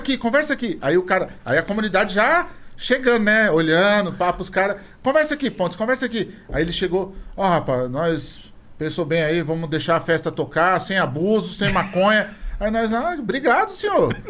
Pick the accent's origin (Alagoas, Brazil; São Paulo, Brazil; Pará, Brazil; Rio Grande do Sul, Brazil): São Paulo, Brazil; Jardim Comercial; also born or lived in Valo Velho; nasci no Valo Velho. Depois de três anos de idade, meu pai comprou um terreno dentro da favela do Jardim Comercial